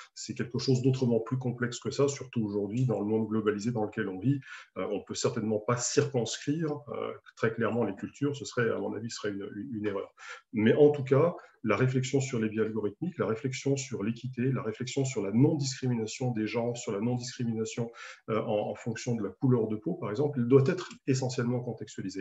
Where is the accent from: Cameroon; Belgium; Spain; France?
France; en tant qu'Européen, en tant que Français